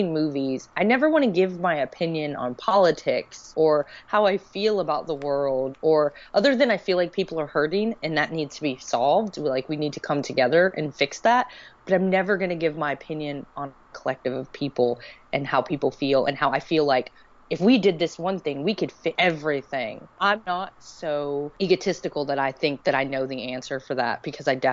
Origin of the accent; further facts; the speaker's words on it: Alexandria, Louisiana, United States; I was born in Alexandria, Louisiana. I was raised by my father until he met my stepmother